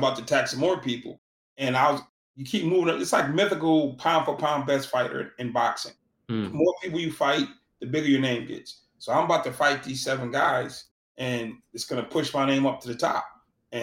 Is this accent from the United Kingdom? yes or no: no; Boston, Massachusetts, United States; I'm from Boston